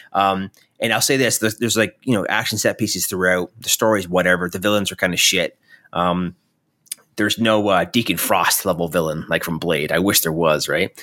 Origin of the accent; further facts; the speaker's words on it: Canada; I'm Canadian